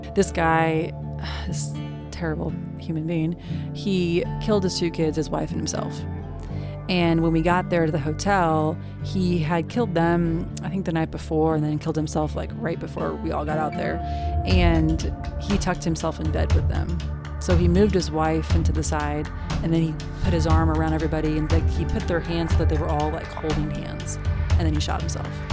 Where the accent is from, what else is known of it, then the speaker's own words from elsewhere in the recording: Kansas City, Missouri, United States; moved away as an adult; I am from Kansas City, Missouri, so Midwesterner, born and raised, and moved down here after college